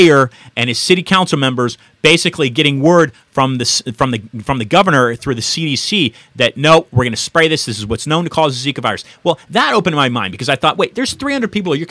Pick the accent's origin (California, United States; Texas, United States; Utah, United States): California, United States; San Francisco; moved away as an adult; now in Miami Beach, United States; I'm originally from San Francisco